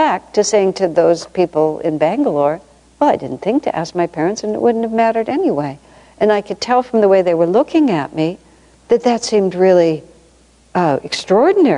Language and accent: English; United States; also born or lived in Ananda Village; I'm American and we have a different system